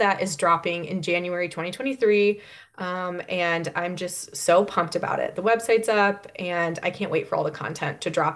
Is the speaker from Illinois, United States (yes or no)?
yes; Chicago, Illinois, United States; now in Columbus, United States; I grew up in Chicagoland